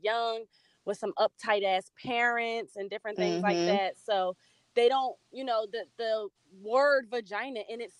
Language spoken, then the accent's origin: English; New Jersey, United States; I'm from South Jersey